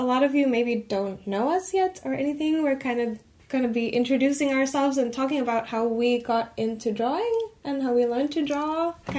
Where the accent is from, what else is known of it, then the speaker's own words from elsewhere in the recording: Finland; I'm from Finland and I also live in the Helsinki area.